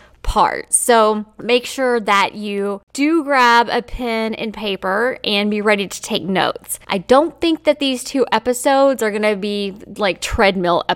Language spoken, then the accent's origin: English; Kentucky, United States; I was from Kentucky